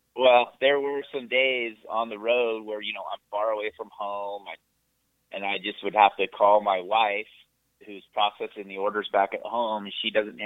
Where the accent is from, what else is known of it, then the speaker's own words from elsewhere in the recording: Santa Cruz, California, United States; I grew up in California, in Santa Cruz, California